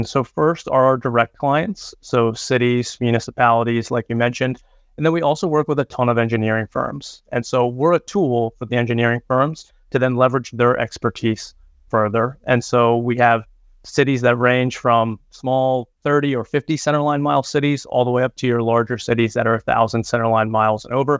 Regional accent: Clinton, New Jersey, United States; also born or lived in New York / Pennsylvania / Ohio / Michigan; now in Greenville, United States; I'm originally from Clinton, New Jersey. I've lived in New York, Pennsylvania, Ohio, Michigan, Virginia, and now Greenville, South Carolina, where Michelin's North America headquarters are located.

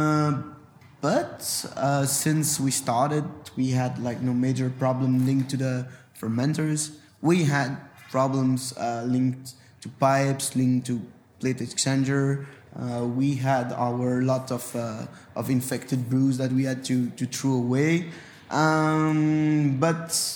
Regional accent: Brussels, Brussels-Capital Region, Belgium; first language French; English is a second language; We are from Brussels. We grew up.

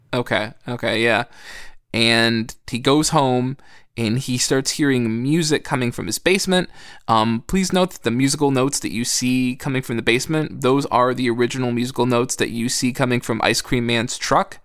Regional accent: United States; I grew up in America.

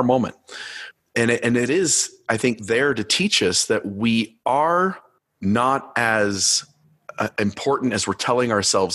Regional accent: Ohio, United States; I grew up in Ohio and I'm a huge Cleveland Cavaliers fan.

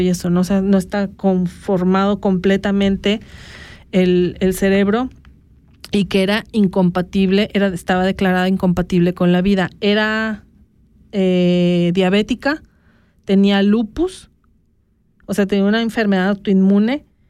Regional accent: Mexico; now in Switzerland

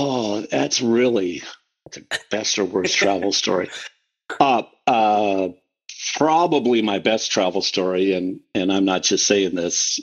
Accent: Western Iowa, United States; first language English; now in Omaha, United States; I was raised in Western Iowa

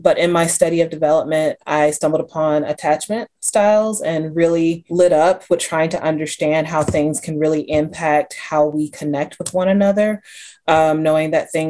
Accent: Atlanta, Georgia, United States; now in North Carolina, United States; I'm a therapist located here in the Triad of North Carolina, but I'm originally from Atlanta, Georgia, and sometimes I miss home, but I'm enjoying North Carolina.

